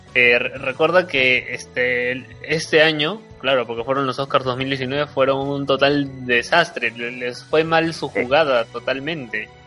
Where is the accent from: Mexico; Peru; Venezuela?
Peru; porque soy peruano, o sea, es una película por el cual este, mi país está compitiendo